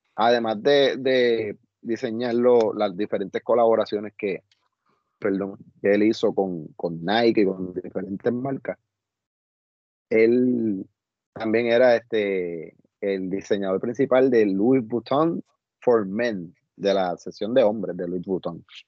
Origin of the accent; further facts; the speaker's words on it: Añasco, Puerto Rico; en la urbanización donde yo me crié, en, en acá, en Añasco